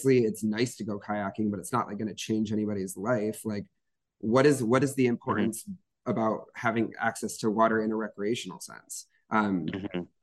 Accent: Holland, Michigan, United States; I'm from Holland, Michigan, which is on Lake Michigan

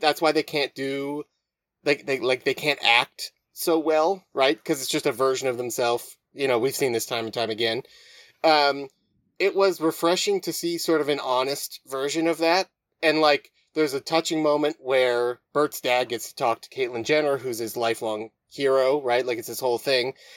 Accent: Moose Jaw, Saskatchewan, Canada; I grew up in Moose Jaw

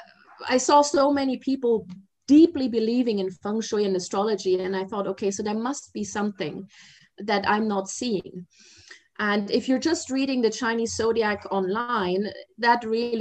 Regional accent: Germany; moved away as an adult; also born or lived in Asia / mainland China; I'm originally from Germany, but I've spent the past 30 years in Asia.

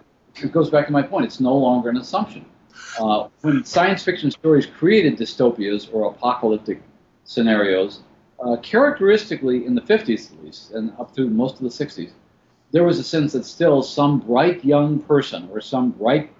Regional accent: Chicago, Illinois, United States; my hometown of Chicago

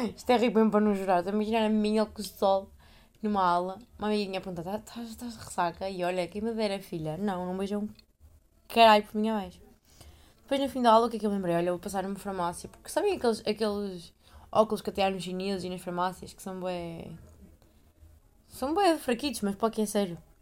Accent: Portugal; moved away; minha terra é tão boa.

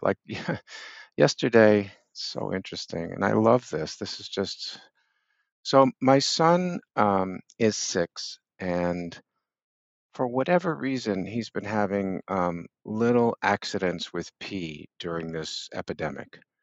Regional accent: Boston, Massachusetts, United States; also born or lived in Brooklyn Heights, New York; now in New York City, United States; when I was, uh, seven, we moved from New York to Boston.

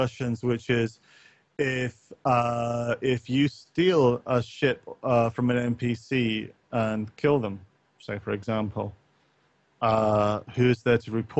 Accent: Northern Ireland, United Kingdom; I grew up partly in Northern Ireland

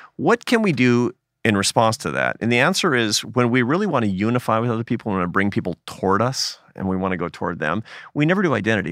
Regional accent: United States; I'm a Catholic, uh, but I'm an American Catholic

